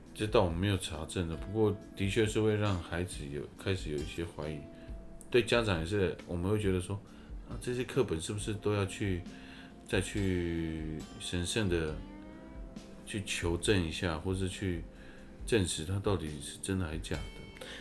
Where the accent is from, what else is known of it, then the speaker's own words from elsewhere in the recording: Taiwan; 我是台湾的原住民